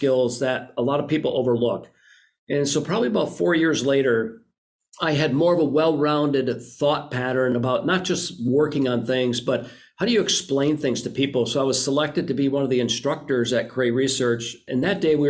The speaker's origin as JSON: {"language": "English", "town": "Green Bay", "region": "Wisconsin", "country": "United States", "tie": "born or raised there", "moved": "yes", "said": "I grew up right outside of Green Bay, graduated high school from there"}